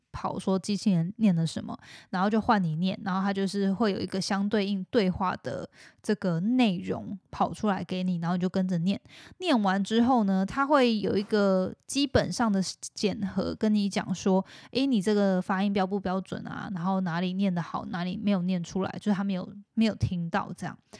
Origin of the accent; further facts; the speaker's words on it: Taiwan; moved away as an adult; also born or lived in United States; 虽然说我本身是来自台湾之类的，然后但是在美国住过什么的